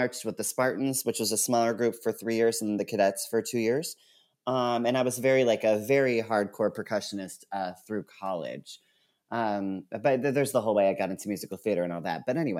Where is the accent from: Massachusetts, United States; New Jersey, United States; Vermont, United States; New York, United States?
Massachusetts, United States; Townsend; I grew up in Townsend, Massachusetts, which is the middle of nowhere, Townsend.